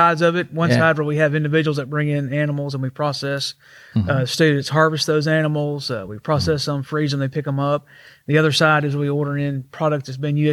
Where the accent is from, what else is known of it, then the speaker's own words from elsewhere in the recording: Gurdon, Arkansas, United States; I'm actually from Gurdon, Arkansas.